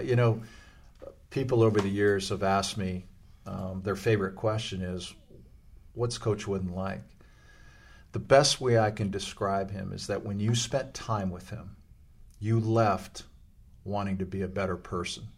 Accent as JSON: {"language": "English", "town": "Los Angeles", "region": "California", "country": "United States", "tie": "born or raised there", "said": "I grew up in Los Angeles"}